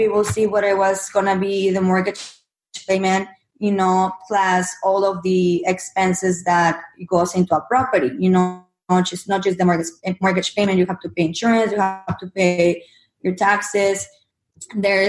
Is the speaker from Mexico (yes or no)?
yes; Mexico; English is a second language; moved away as an adult; now in United States; my background, I'm from Mexico. I came from Mexico to the U.S. when I was 21